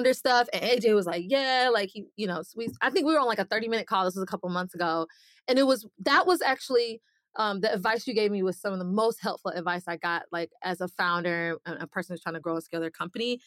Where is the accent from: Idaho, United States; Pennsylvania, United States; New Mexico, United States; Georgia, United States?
Georgia, United States; Atlanta; moved away as an adult; now in Miami, United States; I'm originally from Atlanta, based now in Miami